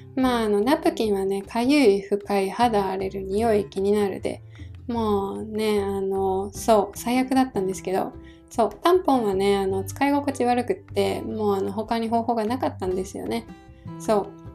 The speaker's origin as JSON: {"language": "Japanese", "region": "Hiroshima", "country": "Japan", "tie": "born or raised there", "moved": "yes", "said": "私はですねあの地元が広島なので"}